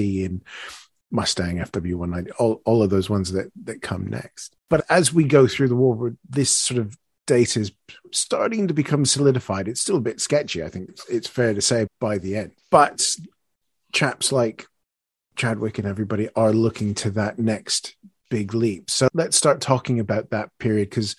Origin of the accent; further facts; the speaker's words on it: Canada; I'm Canadian